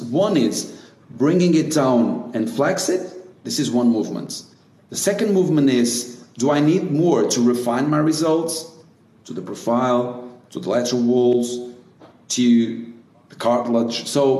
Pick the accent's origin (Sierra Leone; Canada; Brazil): Brazil; So I used to do it when I came from Brazil.